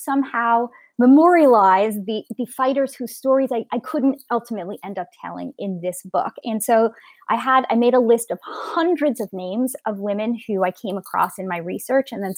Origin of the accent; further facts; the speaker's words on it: Canada; moved away as an adult; also born or lived in London; I'm a Canadian Jew